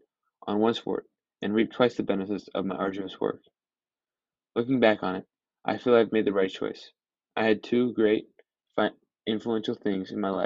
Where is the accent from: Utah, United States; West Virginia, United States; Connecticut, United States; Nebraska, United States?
Utah, United States; Park City; my hometown, Park City, Utah